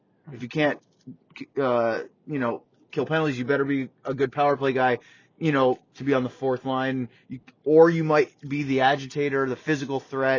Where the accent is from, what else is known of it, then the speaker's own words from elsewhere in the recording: Blue Hill, Maine, United States; That's from the Blue Hill Fair where I grew up in Maine.